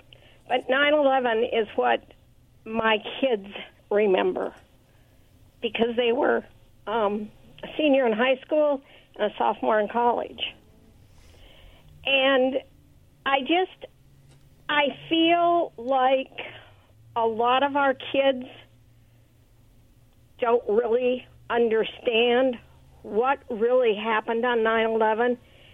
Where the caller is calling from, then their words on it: Richland, United States; I'm … from Richland.